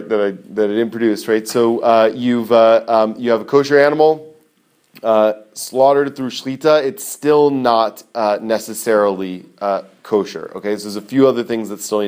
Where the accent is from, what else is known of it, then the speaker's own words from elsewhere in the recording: United States; also born or lived in Israel; growing up in America